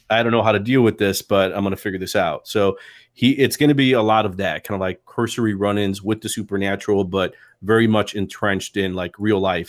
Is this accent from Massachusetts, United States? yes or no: no; Chicago, Illinois, United States; I was a proper Chicago guy, like, grew up in Logan Square